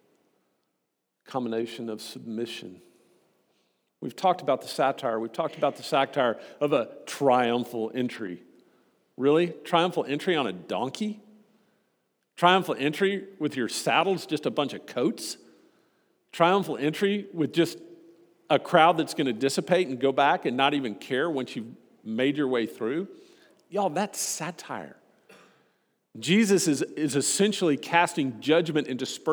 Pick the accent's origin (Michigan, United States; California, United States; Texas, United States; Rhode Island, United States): Texas, United States; Austin; moved away; growing up in Austin, Texas